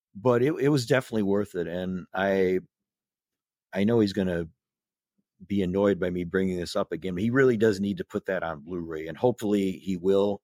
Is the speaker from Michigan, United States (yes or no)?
no; South Bend, Indiana, United States; also born or lived in Chicago; I was born in South Bend. I basically lived in the South Bend area for most of my life